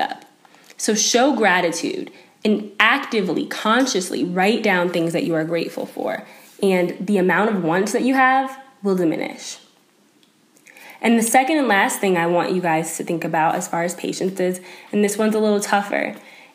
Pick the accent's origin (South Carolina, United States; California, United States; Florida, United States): South Carolina, United States; now in Boulder, United States; I was from South Carolina and I didn't really have that many winter clothes